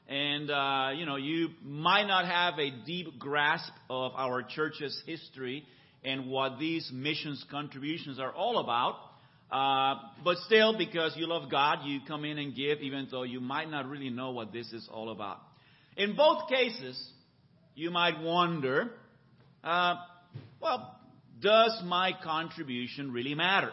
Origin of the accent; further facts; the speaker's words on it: Puerto Rico; moved away as an adult; also born or lived in San Francisco, California / Boston area, Massachusetts / Mexico City, Mexico; now in Orange County, United States; I was actually born in San Francisco. I'm a native Californian. I grew up in Puerto Rico, where I went to college and met my wife